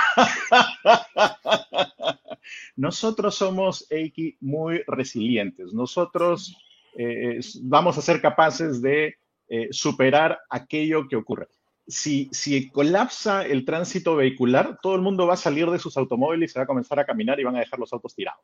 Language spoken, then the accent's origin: Spanish; Peru; moved away; yo me fui del Perú, yo, yo he vivido fuera del Perú 16 años y he regresado hace dos. Cuando me fui, Lima tenía 7 millones de habitantes